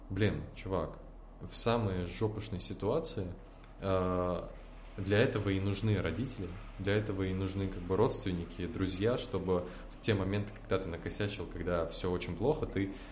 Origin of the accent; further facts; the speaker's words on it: Tatarstan, Russia; Я из Республики Татарстан, и там дают две золотые медали.